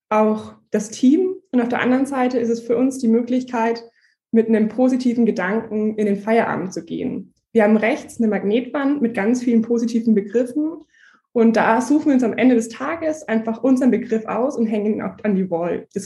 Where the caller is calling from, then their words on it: Nuremberg, Bavaria, Germany; ich bin zugeschaltet aus Nürnberg. Bei uns ist auch ganz schön geschneit.